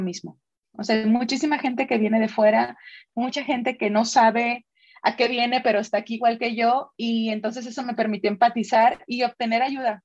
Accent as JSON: {"language": "Spanish", "region": "Sonora", "country": "Mexico", "moved": "as an adult", "lives_now": "Guadalajara, Mexico", "said": "soy sonorense, Hace 14 años me vine a probar, suerte por acá a Jalisco."}